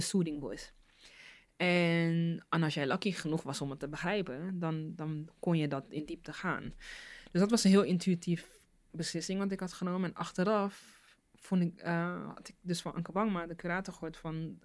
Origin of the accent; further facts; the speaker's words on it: Rotterdam, South Holland, Netherlands; first language Dutch; ik ben hier geboren, mm, eh, in Nederland, Rotterdam